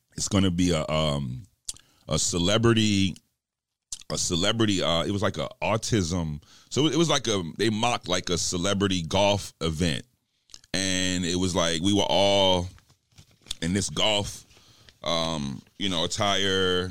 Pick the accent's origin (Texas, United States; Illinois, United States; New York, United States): New York, United States; I'm from New York, and I'm straight goon squad